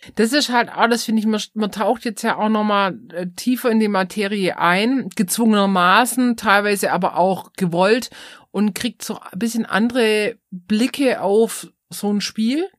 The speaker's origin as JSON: {"language": "German", "area": "Swabia", "region": "Baden-Württemberg", "country": "Germany", "accent": "Swabian", "said": "unseren schwäbischen Akzent"}